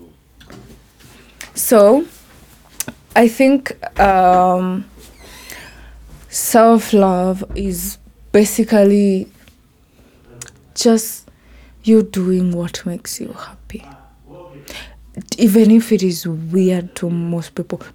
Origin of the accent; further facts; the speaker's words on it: Meru County, Kenya; accent: native African accent; first language Kimeru; English is a second language; Ya my language, ya Kimeru. Like, you know, ilikuwa like my first language